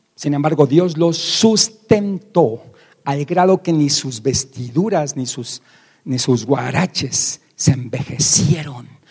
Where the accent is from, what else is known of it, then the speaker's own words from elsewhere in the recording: Mexico; como decimos aquí en México